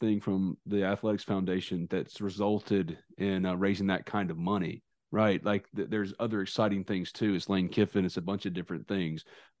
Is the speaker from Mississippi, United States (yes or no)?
yes; New Albany, Mississippi, United States; Born and raised around it